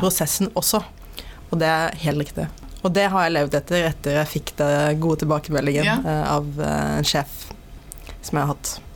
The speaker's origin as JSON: {"language": "Norwegian", "town": "Paris", "region": "Île-de-France", "country": "France", "tie": "born or raised there", "moved": "yes", "lives_now": "Norway", "said": "jeg er jo da født og oppvokst i Frankrike, i ja. Paris faktisk."}